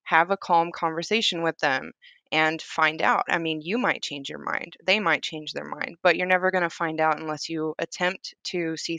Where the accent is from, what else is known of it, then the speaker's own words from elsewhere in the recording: Southern United States, United States; all I had known from it growing up in the South is it starts fights.